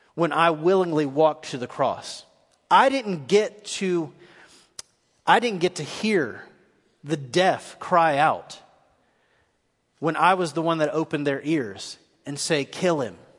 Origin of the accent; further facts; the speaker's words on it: Nashville, Tennessee, United States; I'm from East Nashville.